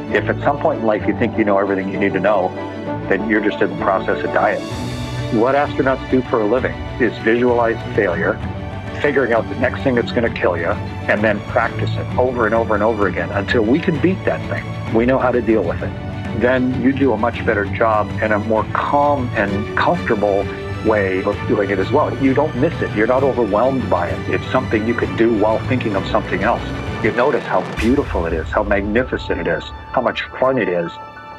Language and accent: English; Canada; I was the top test pilot in the U.S. Navy as a Canadian.